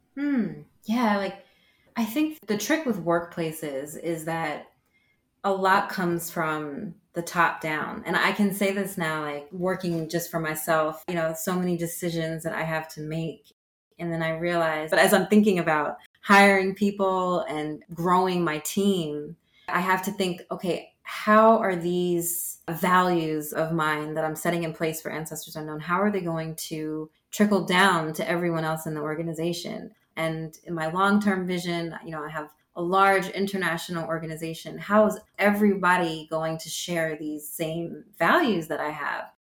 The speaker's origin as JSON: {"language": "English", "country": "United States", "also_born_or_lived": "Amsterdam, Netherlands", "accent": "American", "moved": "as an adult", "lives_now": "United Kingdom", "said": "as an American and speaking English and having an American accent and a blue passport"}